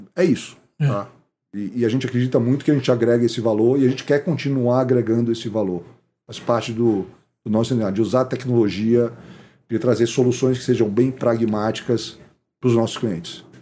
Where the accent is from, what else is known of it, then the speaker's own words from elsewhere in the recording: Bahia, Brazil; moved away; also born or lived in Chicago, United States / Boston, United States; nós somos baianos